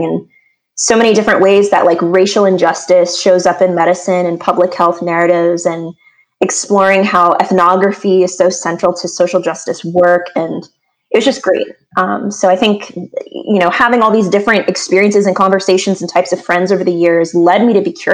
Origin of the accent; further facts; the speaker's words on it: Washington, District of Columbia, United States; also born or lived in New York; My family, we are culturally and genealogically, we are from the DC area. We still are there today. So I grew up in the East Coast sort of climate